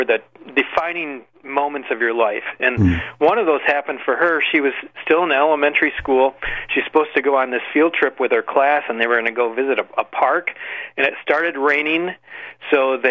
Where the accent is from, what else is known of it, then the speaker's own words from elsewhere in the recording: Michigan, United States; my home state of Michigan